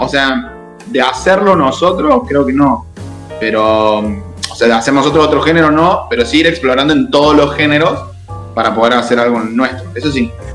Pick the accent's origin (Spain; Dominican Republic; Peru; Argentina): Argentina; Córdoba; de Córdoba